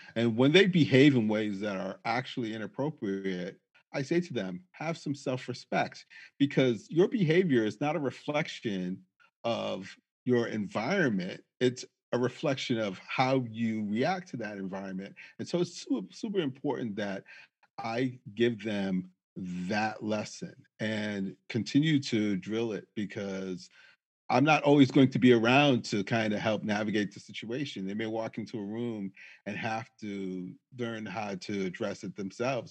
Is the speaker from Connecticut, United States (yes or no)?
no; Springfield, Massachusetts, United States; now in Manchester, United States; I grew up in Springfield, Massachusetts, which was significantly more diverse than Manchester.